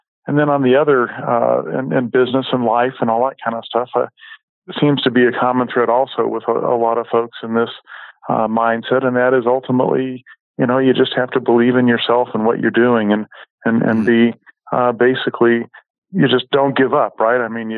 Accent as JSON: {"language": "English", "region": "West Coast", "country": "United States", "tie": "born or raised there", "said": "Growing up on the West Coast, I remember falling out of my parents' car several times on something that I couldn't quite identify"}